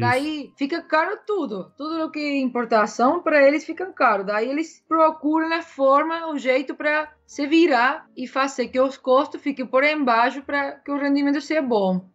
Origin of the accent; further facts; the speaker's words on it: Córdoba, Argentina; Portuguese is a second language; moved away as an adult; now in New Zealand; eu sou de Córdoba, né, da, da capital.